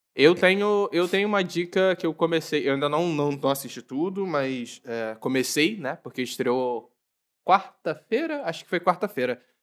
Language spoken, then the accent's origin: Portuguese; Rio de Janeiro, Brazil; eu sou do Rio